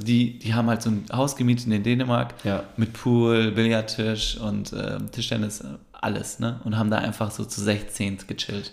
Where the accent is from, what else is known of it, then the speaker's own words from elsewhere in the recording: Germany; wenn man als Türke in Deutschland aufwächst, mhm. war immer so diese Thematik in der Schule